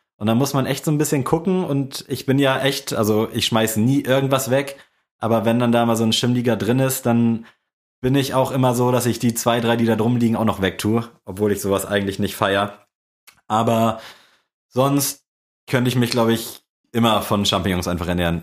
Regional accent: Buxtehude, Lower Saxony, Germany; bei uns in Buxtehude ist Pfingsten halt echt so gefühlt mit das größte Ding

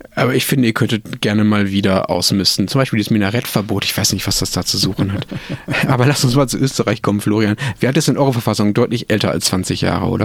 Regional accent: Germany; wir Deutschen

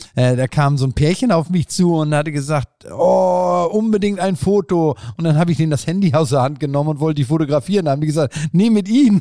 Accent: Bad Segeberg, Schleswig-Holstein, Germany; ich bin in Bad Segeberg groß geworden. Wer Bad Segeberg nicht kennt, äh, äh, in Schleswig-Holstein, kleines Kleinstadt

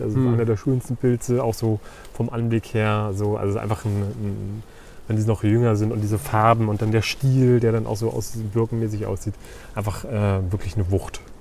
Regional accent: Uckermark, Brandenburg, Germany; ich komme ja aus, aus der Uckermark

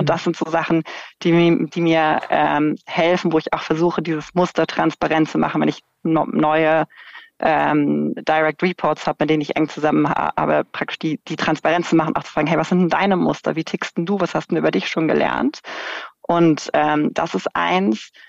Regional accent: Germany; ich bin irgendwie in Deutschland in einem sicheren Land mit einem guten, irgendwie kostenfreien Bildungssystem äh, aufgewachsen

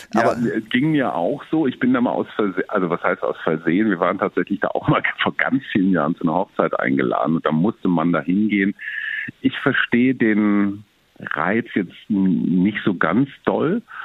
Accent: Germany

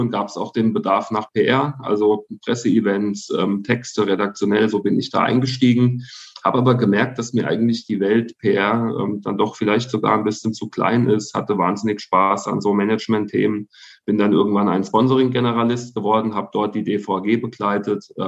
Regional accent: Hesse, Germany; ich komme gebürtig aus Mittelhessen. Das ist wirklich so eine ähm, Handballregion zu der Zeit

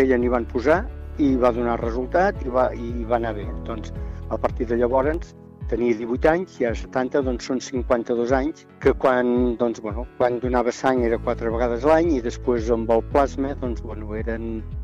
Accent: Montblanc, Catalonia, Spain; vaig néixer a Montblanc i he viscut quasi sempre a l'illa, que bueno, és un poble agregat a Montblanc, una pedania

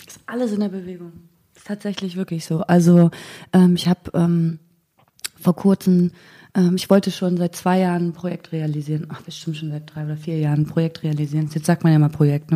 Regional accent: Mecklenburg-Vorpommern, Germany; moved away as an adult; ich komme aus Mecklenburg-Vorpommern, habe da 19 Jahre gewohnt

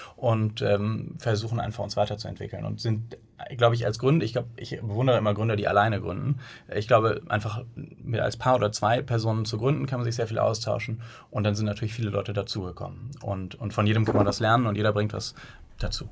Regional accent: Bonn, North Rhine-Westphalia, Germany; moved away as an adult; now in Hamburg, Germany; Wir sind eigentlich geboren in Bonn und äh, sind dann mit der Zeit nach Hamburg gezogen, nach dem Studium

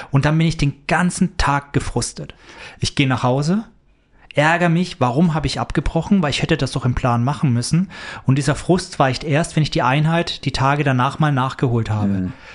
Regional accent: near Nuremberg, Bavaria, Germany; moved away; Ich komme aus der Nähe von Nürnberg ursprünglich.

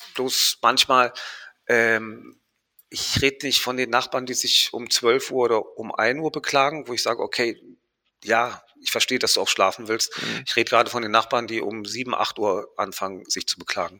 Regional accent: Marbella, Andalusia, Spain; now in Berlin, Germany; Ich bin ja in Spanien groß geworden

